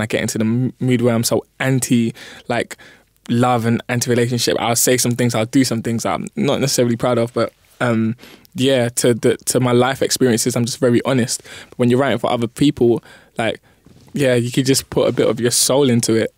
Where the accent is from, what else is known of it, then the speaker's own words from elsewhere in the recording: London, United Kingdom; I was born in East, lived there for a bit, come to North